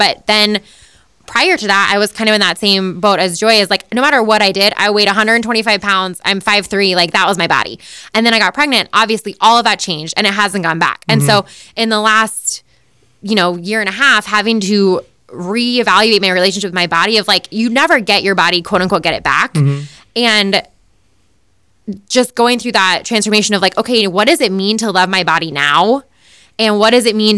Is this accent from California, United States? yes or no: no; Boulder, Colorado, United States; born or raised there